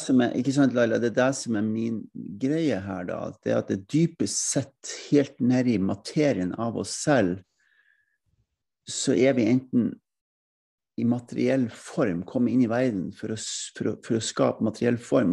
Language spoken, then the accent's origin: Norwegian; Norway; jeg kommer fra Norge, jeg kommer ikke fra Sverige